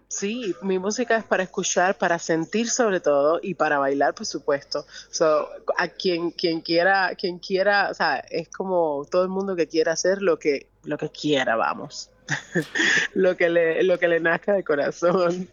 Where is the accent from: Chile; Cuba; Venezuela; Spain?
Cuba; Havana; also born or lived in Vedado; Soy de La Habana